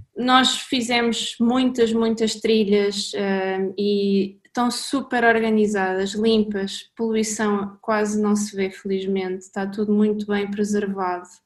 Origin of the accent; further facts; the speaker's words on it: Caldas da Rainha, Centro, Portugal; somos os dois originariamente das Caldas da Rainha e temos o mundo como casa